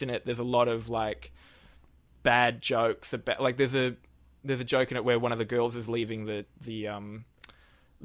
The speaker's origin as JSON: {"language": "English", "town": "Newcastle", "region": "New South Wales", "country": "Australia", "moved": "as an adult", "lives_now": "Sydney, Australia", "said": "after I moved from Newcastle."}